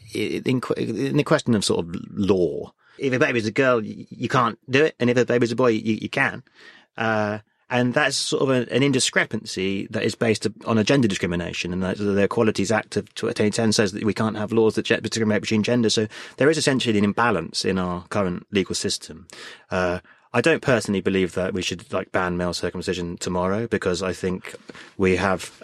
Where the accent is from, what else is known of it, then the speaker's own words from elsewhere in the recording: United Kingdom; I think the great thing about being British is we are really inclusive